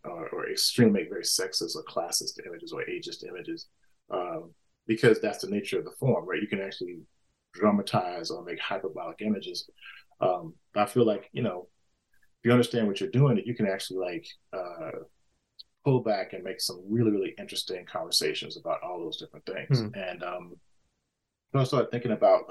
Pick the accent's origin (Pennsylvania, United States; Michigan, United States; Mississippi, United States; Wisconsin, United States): Mississippi, United States; I grew up in Mississippi, you know, in a, you know, post-civil rights era.